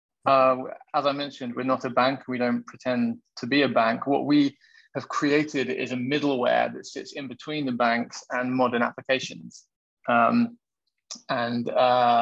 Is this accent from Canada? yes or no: no; London, United Kingdom; now in Portugal; So I am English. I'm from London